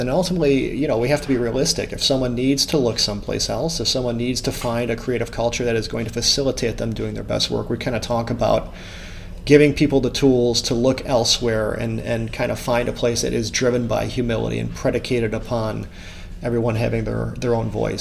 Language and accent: English; United States; as an American